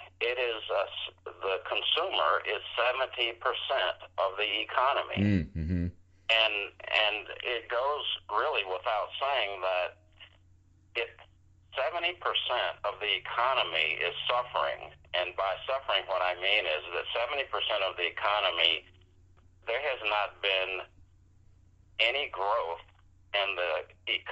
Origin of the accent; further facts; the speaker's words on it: the South, United States; now in Oregon, United States; growing up in the South